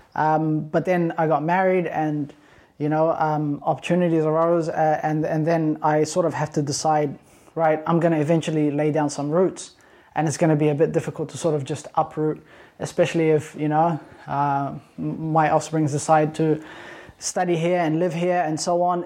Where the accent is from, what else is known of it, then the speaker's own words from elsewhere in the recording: New Zealand; also born or lived in Sudan; now in Perth, Australia; I'm Ethiopian, born in Sudan, raised in New Zealand